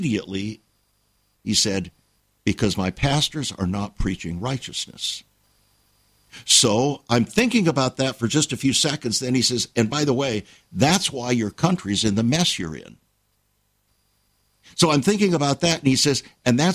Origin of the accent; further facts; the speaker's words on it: Southern California, United States; accent: Southern California; moved away as an adult; also born or lived in Los Angeles, United States; now in Virginia, United States; my Southern California accent